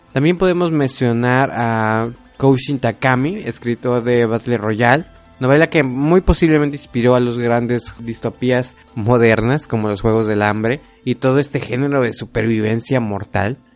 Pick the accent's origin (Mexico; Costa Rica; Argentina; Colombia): Mexico; yo siendo mexicano